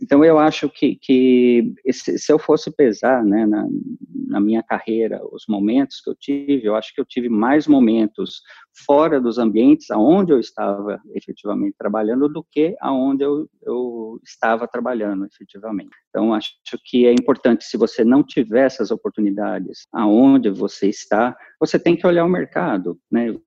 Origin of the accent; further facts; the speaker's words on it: São Paulo, Brazil; sou paulistano